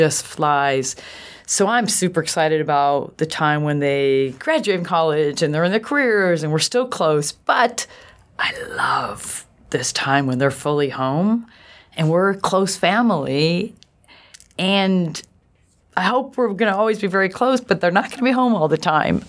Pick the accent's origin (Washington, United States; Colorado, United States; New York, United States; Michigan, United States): New York, United States; Buffalo; I grew up in Buffalo, New York, which I loved